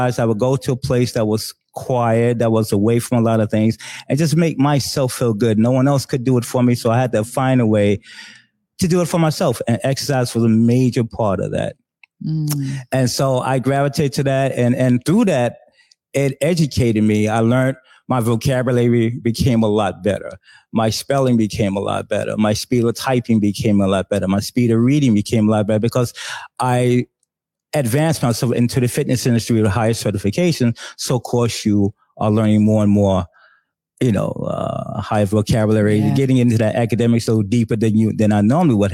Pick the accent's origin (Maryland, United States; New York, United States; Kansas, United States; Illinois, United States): New York, United States; New York City; I'm originally from New York City, born and raised.